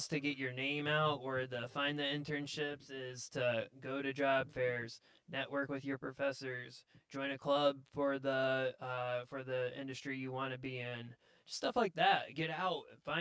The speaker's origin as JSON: {"language": "English", "town": "Roanoke", "region": "Indiana", "country": "United States", "tie": "born or raised there", "said": "I grew up in Roanoke, Indiana my whole life."}